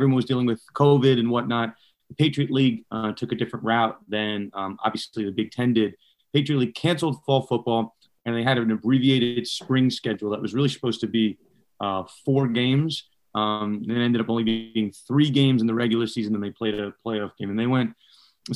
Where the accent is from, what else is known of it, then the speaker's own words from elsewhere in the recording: Northeast, United States; I grew up in the Northeast